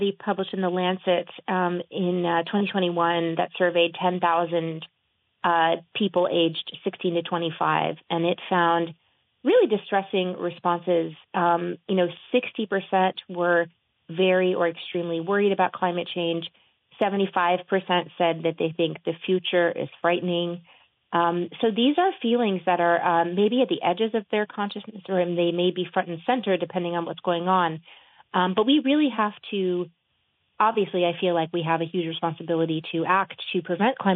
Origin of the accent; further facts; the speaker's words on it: New Orleans, Louisiana, United States; New Orleans after Katrina, which is my hometown